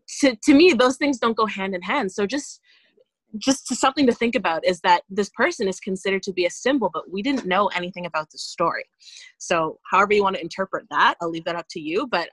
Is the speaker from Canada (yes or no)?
yes; Nova Scotia, Canada; He's Black, and we're from Nova Scotia.